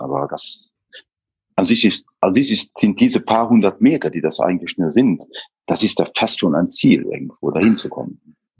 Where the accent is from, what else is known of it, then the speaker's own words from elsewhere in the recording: northern Luxembourg, Luxembourg; komme aus dem äh, Norden äh, von Luxemburg